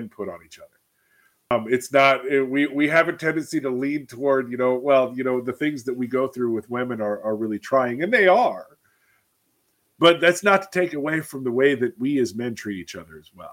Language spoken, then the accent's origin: English; Alaska, United States; I am from Alaska